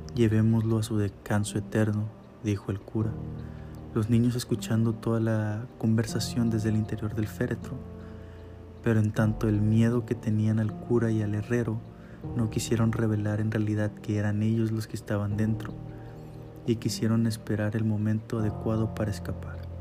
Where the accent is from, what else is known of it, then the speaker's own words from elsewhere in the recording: Mexico; somos de México.